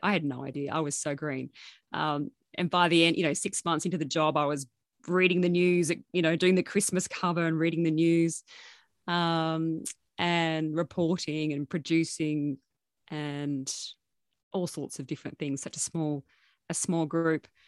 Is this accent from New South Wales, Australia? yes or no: yes; Armidale, New South Wales, Australia; also born or lived in Gunnedah; I grew up mostly in Armidale